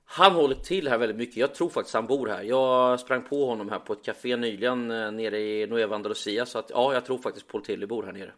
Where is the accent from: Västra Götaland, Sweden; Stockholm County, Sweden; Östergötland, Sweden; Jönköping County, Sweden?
Östergötland, Sweden; now in Marbella, Spain; som den östgöte jag är